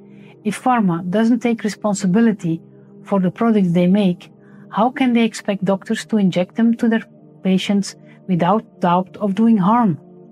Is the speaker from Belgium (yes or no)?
yes; Belgium; I'm a medical doctor from Belgium